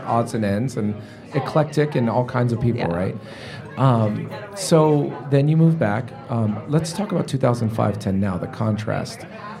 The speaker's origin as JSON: {"language": "English", "town": "San Francisco", "region": "California", "country": "United States", "moved": "yes", "lives_now": "Omaha, United States", "said": "I'm from San Francisco originally."}